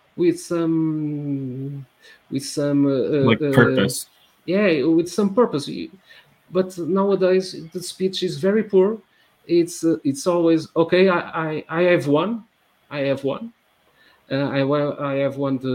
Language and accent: English; Porto, Norte, Portugal; I grew up in the 80s and Portugal in the 80s